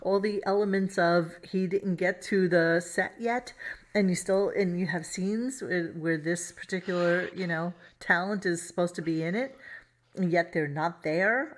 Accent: New York City, New York, United States; everybody I grew up with in Brooklyn

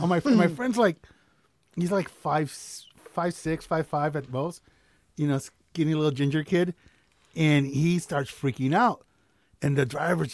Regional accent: United States; I was from the U.S.

